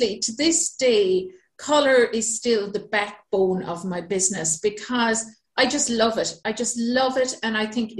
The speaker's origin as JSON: {"language": "English", "town": "Manister", "region": "Munster", "country": "Ireland", "also_born_or_lived": "Bahrain / Singapore", "moved": "as an adult", "said": "So as you can hear, I'm originally from Ireland. So I'm from a tiny little village called Manister in the south of Ireland. I come from a huge family of 11 kids."}